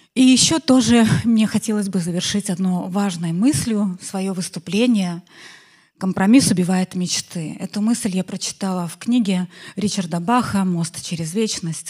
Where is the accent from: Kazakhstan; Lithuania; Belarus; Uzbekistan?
Belarus; я иностранка, белоруска